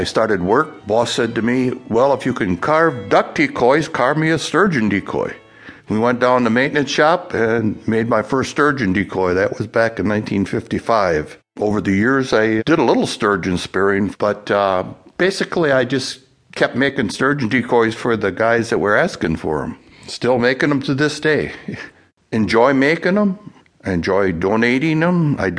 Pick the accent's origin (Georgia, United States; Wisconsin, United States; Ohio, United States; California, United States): Wisconsin, United States; Appleton; from Appleton, Wisconsin.